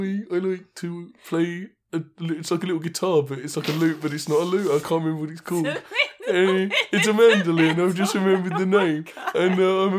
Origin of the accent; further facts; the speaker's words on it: United Kingdom; Because I'm British